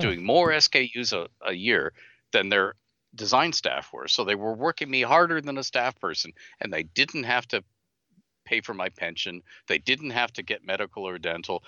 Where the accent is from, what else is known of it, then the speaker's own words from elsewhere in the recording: Canada; I'm Canadian.